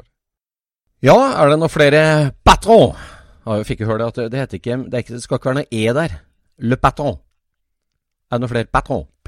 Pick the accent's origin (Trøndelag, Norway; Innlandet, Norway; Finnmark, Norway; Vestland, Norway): Trøndelag, Norway; Jeg er jo trønder